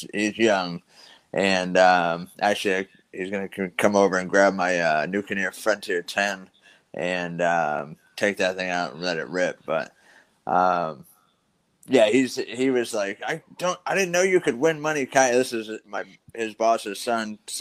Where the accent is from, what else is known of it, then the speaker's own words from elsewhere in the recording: Wareham, Massachusetts, United States; I'm from Wareham, Massachusetts, up here in the north.